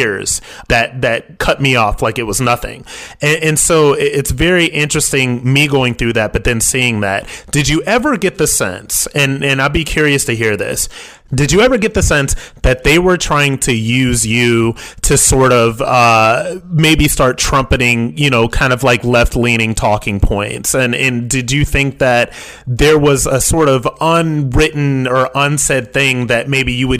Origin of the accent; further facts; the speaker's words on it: Akron, Ohio, United States; I am from Akron, Ohio